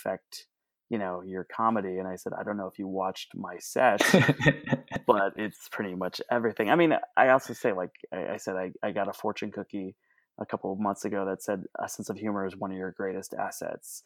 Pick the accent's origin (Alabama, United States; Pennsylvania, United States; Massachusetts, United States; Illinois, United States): Illinois, United States; Chicago; moved away; I'm originally from Chicago, Illinois